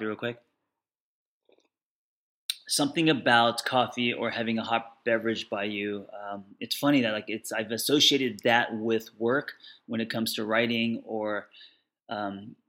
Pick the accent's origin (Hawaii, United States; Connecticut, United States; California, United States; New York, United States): California, United States; Los Angeles; I'm from Los Angeles